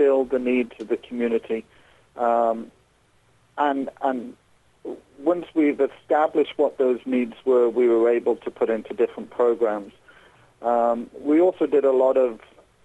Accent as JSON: {"language": "English", "region": "England", "country": "United Kingdom", "moved": "as an adult", "lives_now": "Southeast Indiana, United States", "said": "I'm actually from England originally, where I'm a registered mental health nurse"}